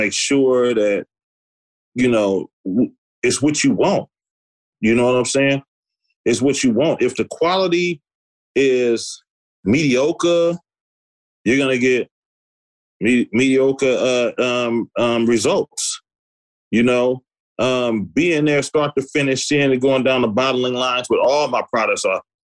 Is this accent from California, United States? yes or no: yes; the Bay Area, California, United States; I'm just from the Bay Area